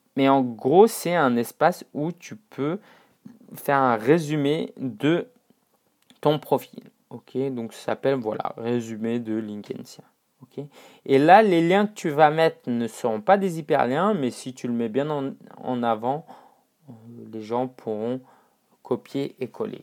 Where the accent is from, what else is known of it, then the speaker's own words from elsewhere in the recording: China; moved away; en retournant en Chine, euh, donc euh, Chine continentale, hein, ça faisait allez, 4 ans que j'étais pas retourné dans ma ville natale